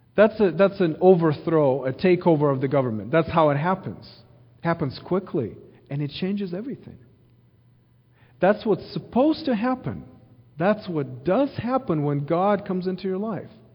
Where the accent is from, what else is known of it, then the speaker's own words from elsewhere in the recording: Ukraine; now in Missouri, United States; I grew up in Ukraine, born and raised there